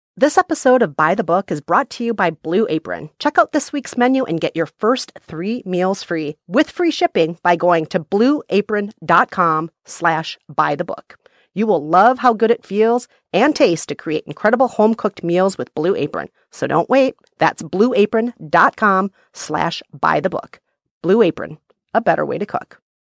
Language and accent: English; Minnesota, United States; I grew up in Minnesota